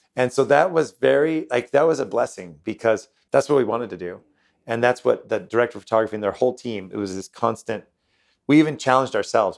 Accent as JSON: {"language": "English", "country": "United States", "said": "I'm from the United States"}